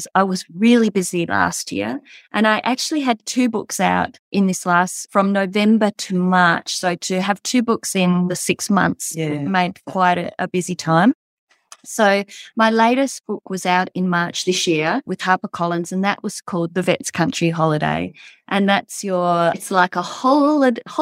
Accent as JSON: {"language": "English", "town": "Coorama", "region": "Western Australia", "country": "Australia", "tie": "born or raised there", "said": "my hometown of Coorama"}